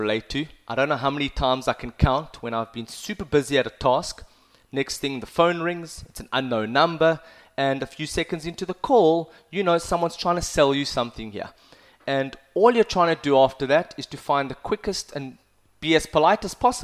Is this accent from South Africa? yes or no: yes; South Africa; moved away; also born or lived in Cape Town; I've done a lot of sports when I grew up in South Africa.